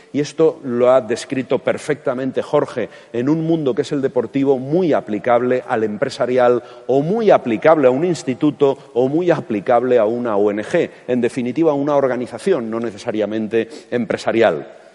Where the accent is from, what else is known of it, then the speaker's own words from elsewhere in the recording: Castilla-La Mancha, Spain; como manchego